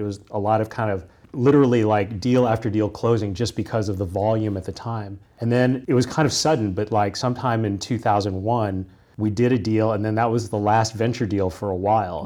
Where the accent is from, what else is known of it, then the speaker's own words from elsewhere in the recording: Kansas, United States; moved away; I grew up in the Midwest. I grew up in Kansas.